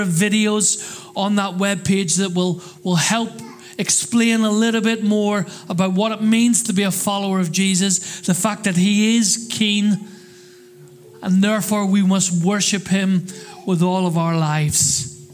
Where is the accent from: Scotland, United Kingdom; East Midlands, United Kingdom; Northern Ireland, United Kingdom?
Northern Ireland, United Kingdom; now in Crawley, United Kingdom; I come from Northern Ireland